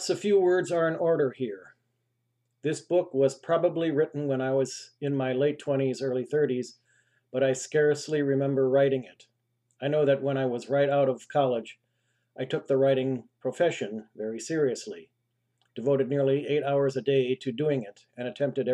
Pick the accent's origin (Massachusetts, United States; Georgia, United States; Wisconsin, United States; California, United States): Wisconsin, United States; Milwaukee; was born and raised in Milwaukee, Wisconsin